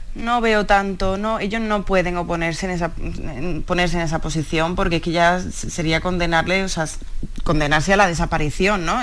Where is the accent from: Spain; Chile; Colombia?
Spain; Seville, Andalusia; Yo soy de Sevilla